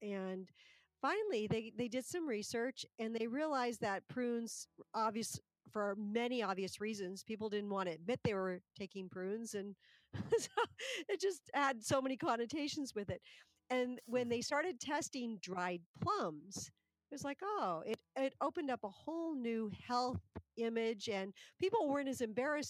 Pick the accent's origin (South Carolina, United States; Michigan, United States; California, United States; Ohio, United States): California, United States; I'm from California